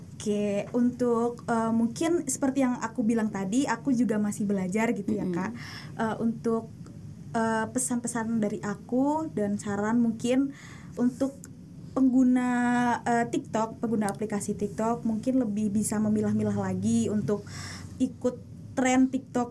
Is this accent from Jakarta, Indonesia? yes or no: no; Yogyakarta, Special Region of Yogyakarta, Indonesia; Asalku dari Jogja